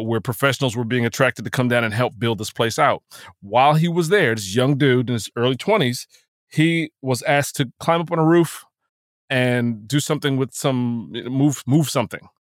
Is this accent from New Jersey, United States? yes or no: yes; New Jersey, United States; I'm from New Jersey